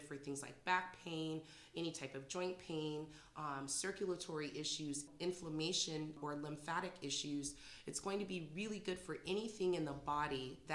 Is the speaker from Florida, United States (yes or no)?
no; San Jose, California, United States; moved away as an adult; now in Morgan Hill, United States; I am from San Jose originally, but I've been living in Morgan Hill for the last 12 years